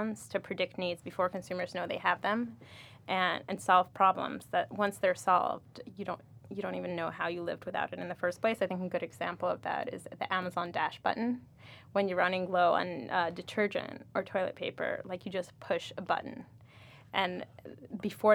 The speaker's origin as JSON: {"language": "English", "region": "Moscow", "country": "Russia", "tie": "born or raised there", "moved": "yes", "lives_now": "New York, United States", "said": "I grew up in Moscow, Russia."}